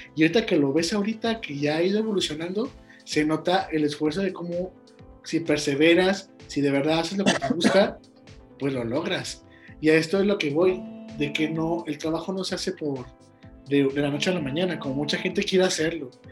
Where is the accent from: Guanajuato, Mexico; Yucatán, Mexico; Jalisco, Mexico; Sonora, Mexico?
Guanajuato, Mexico; de donde yo soy, de Guanajuato, México